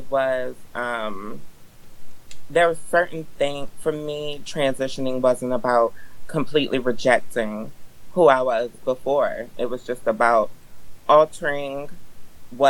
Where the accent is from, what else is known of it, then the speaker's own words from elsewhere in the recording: Eastern Shore, Maryland, United States; When I was growing up, I grew up on the Eastern Shore, which is very non-queer existence